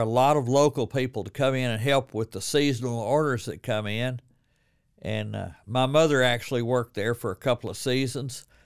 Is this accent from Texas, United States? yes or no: yes; Corsicana, Texas, United States; now in Waco, United States; I grew up in Corsicana